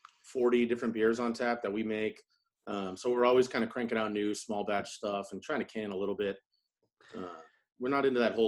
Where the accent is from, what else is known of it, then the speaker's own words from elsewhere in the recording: New England, United States; moved away as an adult; also born or lived in Clemson, South Carolina; now in Charleston, United States; I grew up in New England and then went to school at Clemson. And when I left, I just kind of moved to Charleston